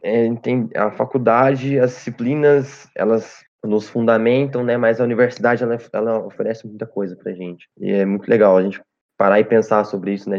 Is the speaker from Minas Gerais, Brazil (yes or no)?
yes; Cambuí, Minas Gerais, Brazil; Minha cidade, sou de Cambuí, Minas Gerais